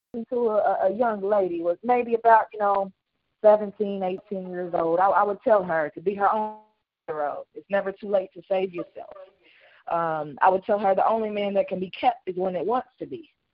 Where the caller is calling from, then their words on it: Cincinnati, Ohio, United States; I'm calling from Cincinnati